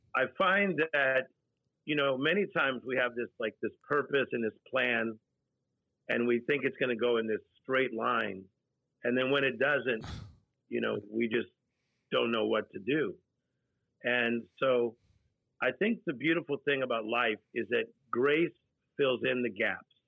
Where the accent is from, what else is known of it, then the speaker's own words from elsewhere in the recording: Compton, California, United States; Motown is a sound that I was raised on. So I was born in Compton, California, seven people in a two bedroom apartment